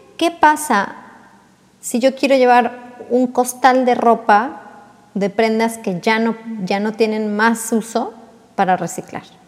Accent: Mexico

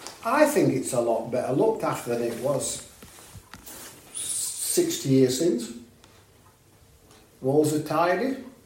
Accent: Long Preston, Yorkshire and the Humber, United Kingdom; Long Preston, till I was 14.

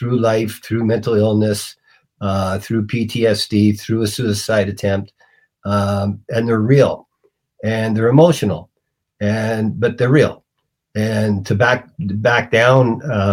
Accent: Canada; I'm Canadian

